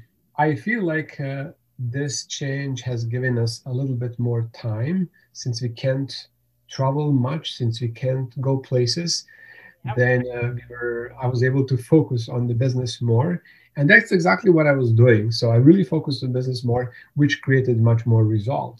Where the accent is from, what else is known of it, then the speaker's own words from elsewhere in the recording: Bosnia & Herzegovina; English is a second language; moved away as an adult; also born or lived in Germany; now in Canada; born in Germany, but I grew up in former Yugoslavia. So there was a country, Yugoslavia, and then in early 1990s, a war started in that area, and I was living in a part that's called Bosnia